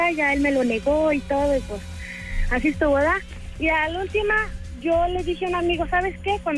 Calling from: Tepatitlán, Jalisco, Mexico; acá de Tepatitlán.

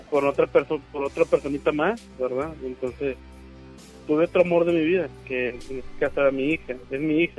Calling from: Guadalupe, Nuevo León, Mexico; Aquí voy manejando de Guadalupe hacia, hacia Juárez.

